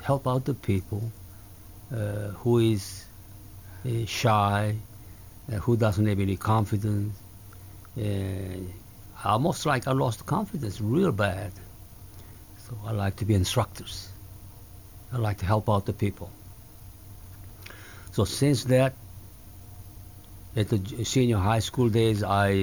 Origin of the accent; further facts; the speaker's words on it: Seoul, South Korea; English is a second language; moved away; also born or lived in Masan, South Korea; when I come back to Seoul from the Busan area, Masan area, then I was attending fifth grade again.